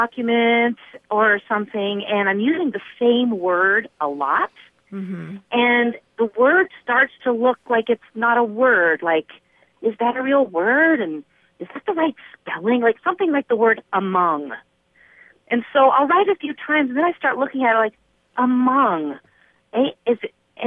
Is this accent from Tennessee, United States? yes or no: yes; Nashville, Tennessee, United States; now in Idyllwild, United States; I was raised in Nashville